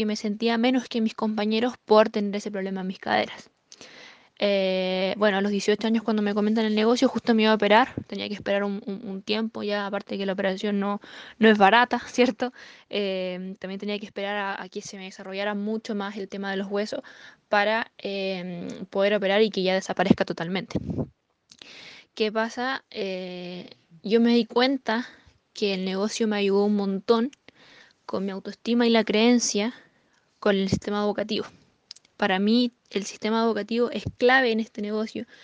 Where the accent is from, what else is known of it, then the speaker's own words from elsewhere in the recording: Temuco, Araucanía, Chile; eh, actualmente plata del negocio de, Amway. Eh, soy de Temuco, ya nacida y criada acá. Tengo 21 años de edad.